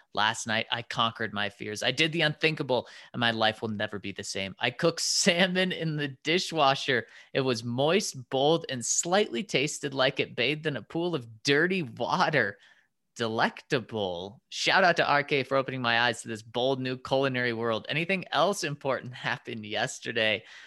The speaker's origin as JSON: {"language": "English", "town": "Denver", "region": "Colorado", "country": "United States", "tie": "born or raised there", "said": "I was born in Denver, raised in Denver"}